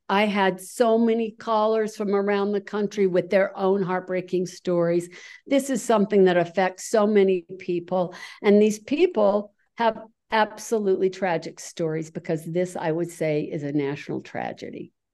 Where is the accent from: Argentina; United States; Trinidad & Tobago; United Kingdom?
United States; Utah; Utah, that's me